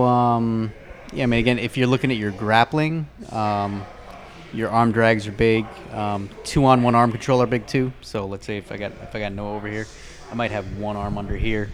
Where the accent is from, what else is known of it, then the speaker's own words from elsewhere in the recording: New York, United States; moved away; I'm originally from New York